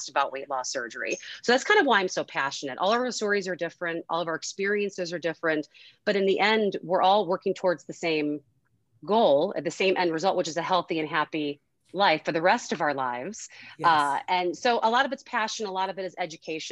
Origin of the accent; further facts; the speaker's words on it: Chicago, Illinois, United States; I'm from Chicago